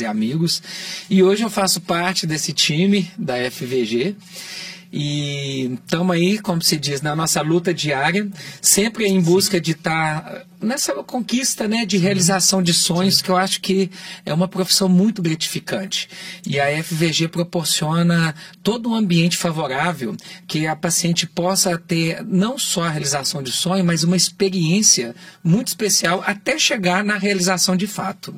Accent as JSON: {"language": "Portuguese", "town": "Cláudio", "region": "Minas Gerais", "country": "Brazil", "moved": "yes", "lives_now": "Belo Horizonte, Brazil", "said": "eu também vim do interior, né? Sou da cidade de Cláudio"}